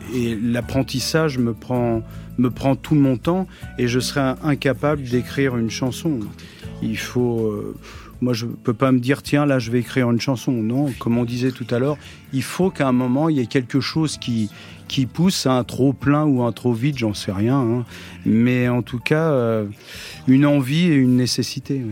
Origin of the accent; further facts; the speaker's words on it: Toutainville, Normandy, France; also born or lived in Pont-Audemer; ma jeunesse, c'était en Normandie, à Toutainville, un petit village. Je suis né à Ponto de Mer.